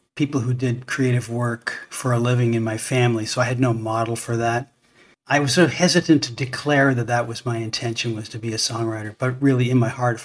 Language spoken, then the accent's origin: English; Toronto, Ontario, Canada; born there; I was born in Toronto.